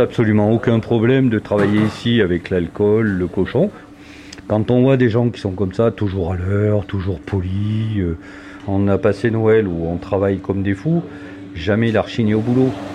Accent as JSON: {"language": "French", "town": "Clermont-Ferrand", "region": "Auvergne-Rhône-Alpes", "country": "France", "tie": "born or raised there", "said": "moi qui suis né à Clermont-Ferrand"}